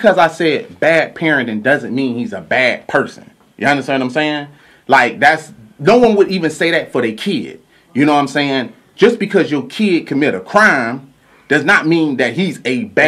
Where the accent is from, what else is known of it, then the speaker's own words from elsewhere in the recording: Louisiana, United States; I'm from Louisiana